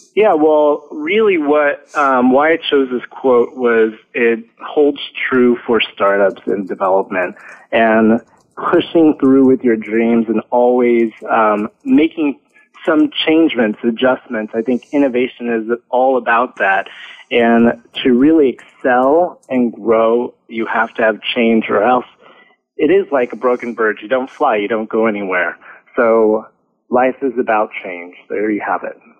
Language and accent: English; California, United States; moved away as an adult; now in France; I grew up in California and uh, started my education there and spent um, a large portion of my work history in the U.S.